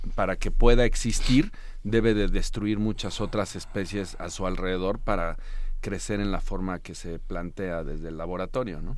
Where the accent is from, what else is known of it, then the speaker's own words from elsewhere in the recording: Morelos, Mexico; en mi tierra en Morelos